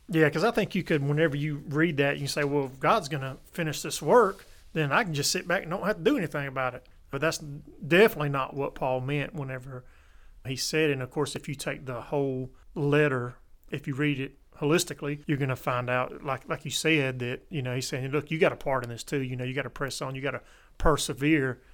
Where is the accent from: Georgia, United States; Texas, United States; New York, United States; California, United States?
Georgia, United States; Columbus; now in South Georgia, United States; I grew up in Columbus, which is a military town